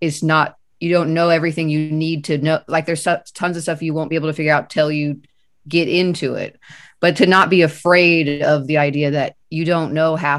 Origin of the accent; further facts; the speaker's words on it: Kansas City, Missouri, United States; I was born and raised here in Kansas City